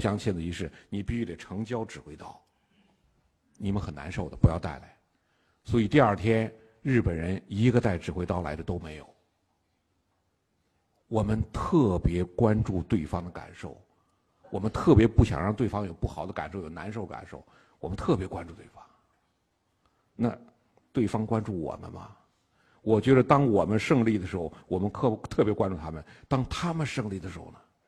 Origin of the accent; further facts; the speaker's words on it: China; 我们中国人